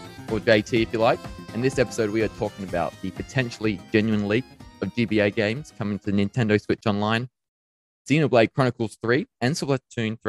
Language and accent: English; Lucindale, South Australia, Australia; now in Adelaide, Australia; I grew up in Lucendale in the southeast